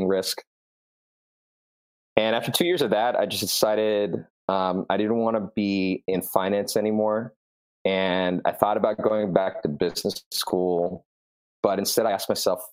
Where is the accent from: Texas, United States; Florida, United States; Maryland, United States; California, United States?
California, United States; Southern; I started as a freshman in high school growing up in Southern California